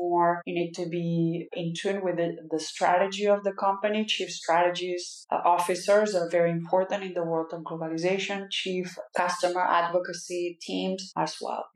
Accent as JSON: {"language": "English", "region": "Catalonia", "country": "Spain", "moved": "yes", "lives_now": "United States", "said": "I'm Catalan, but I'm also an American."}